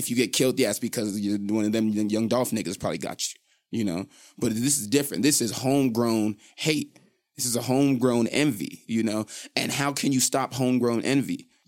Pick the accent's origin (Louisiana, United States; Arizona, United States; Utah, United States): Utah, United States; Salt Lake City; I'm from Rose Park.